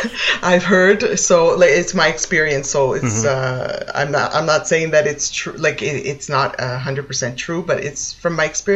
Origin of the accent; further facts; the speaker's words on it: Toronto, Ontario, Canada; moved away as an adult; now in Italy; I was born in Canada. I'm from Toronto, let's say, the Toronto area.